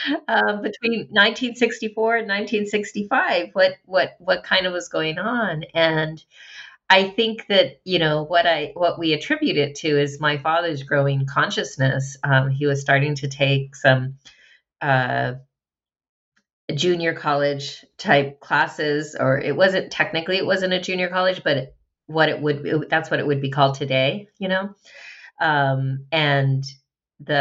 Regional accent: Albuquerque, New Mexico, United States; I grew up in Albuquerque, went to public elementary, junior high, and high schools there.

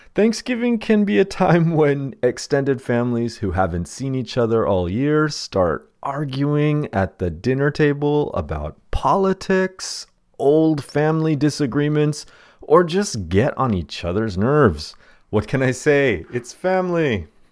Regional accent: United States; Since we were children growing up in the United States

